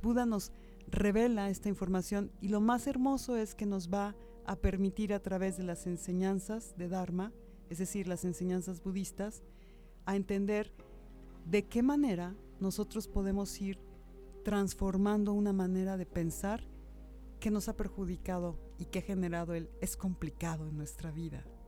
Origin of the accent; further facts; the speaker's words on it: Mexico; los mexicanos somos una cultura muy generosa y muy cálida